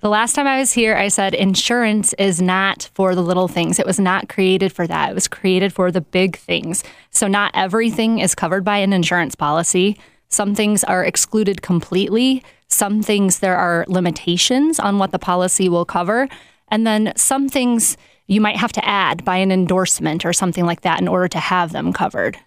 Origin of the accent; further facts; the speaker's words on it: South Bend, Indiana, United States; I am from South Bend